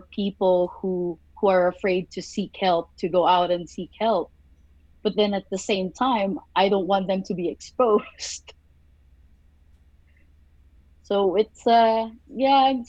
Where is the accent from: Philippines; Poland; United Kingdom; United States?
Philippines; moved away; growing up in the Philippines